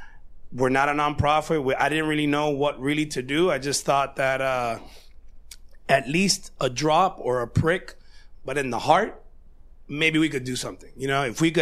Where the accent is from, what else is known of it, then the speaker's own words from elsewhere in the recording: Hialeah, Florida, United States; I'm through and through a Miami kid. I'm from Hialeah.